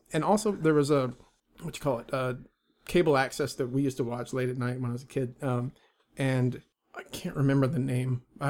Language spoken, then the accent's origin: English; Vancouver, British Columbia, Canada; born there; I was born a 5-minute walk from this house we're in right now. This is the Vancouver General Hospital.